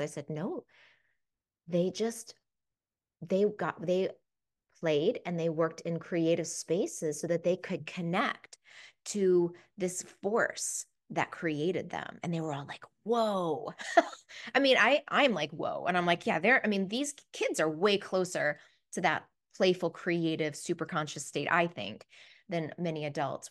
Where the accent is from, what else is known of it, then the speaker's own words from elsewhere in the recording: East Coast, United States; also born or lived in Washington, D.C./Baltimore area / Australia; as an American